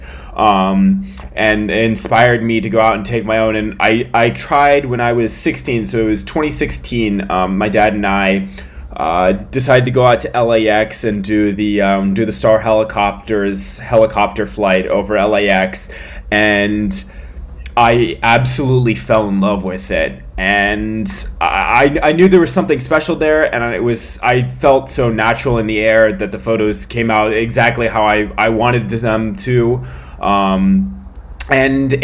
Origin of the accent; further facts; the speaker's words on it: San Francisco, California, United States; born in 1999 in San Francisco, California, just south of San Francisco